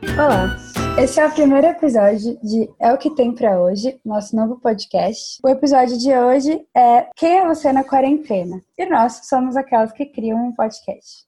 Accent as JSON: {"language": "Portuguese", "town": "Campinas", "region": "São Paulo", "country": "Brazil", "moved": "yes", "lives_now": "Netherlands", "said": "eu sou de Campinas, interior de São Paulo, mas agora eu moro na Holanda"}